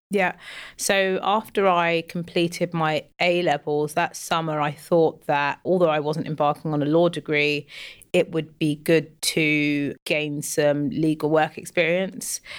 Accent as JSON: {"language": "English", "region": "London", "country": "United Kingdom", "tie": "born or raised there", "also_born_or_lived": "West Africa", "said": "I'm from West Africa and I've lived in London all my life."}